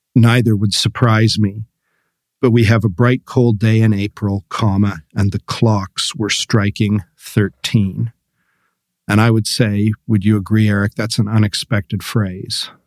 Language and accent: English; Canada; moved away; when I lived in Canada, uh, back home